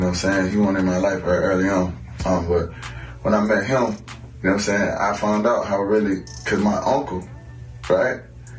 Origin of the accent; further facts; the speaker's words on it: New Orleans, Louisiana, United States; So I'm from New Orleans, you heard me.